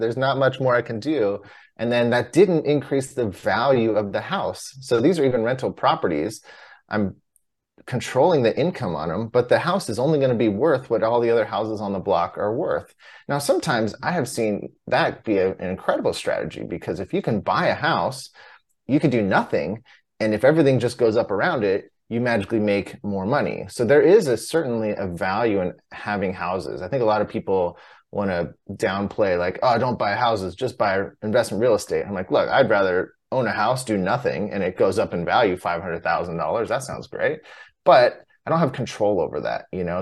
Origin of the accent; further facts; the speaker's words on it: Southern California, United States; I grew up in Southern California